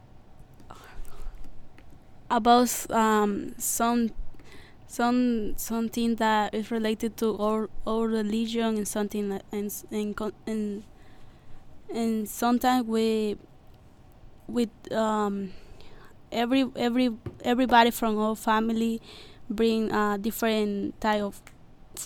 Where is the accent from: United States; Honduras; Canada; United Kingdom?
Honduras; moved away; I'm from Honduras.